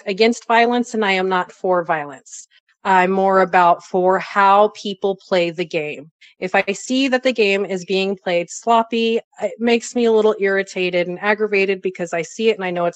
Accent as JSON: {"language": "English", "area": "Bay Area", "region": "California", "country": "United States", "tie": "born or raised there", "said": "I was raised in the Bay Area in the 80s in a very, very, very bad neighborhood"}